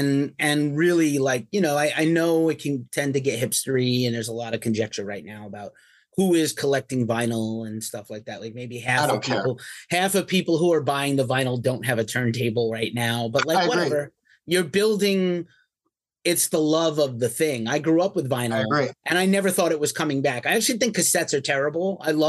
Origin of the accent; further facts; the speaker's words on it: New York City, New York, United States; now in California, United States; I'm from New York City originally. I live in California now.